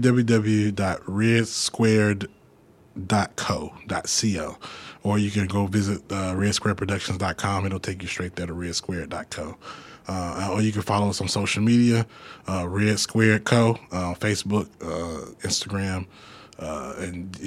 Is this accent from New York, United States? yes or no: no; Jackson, Mississippi, United States; I'm from Jackson, but my mom's from Greenwood, my dad's from Port Gibson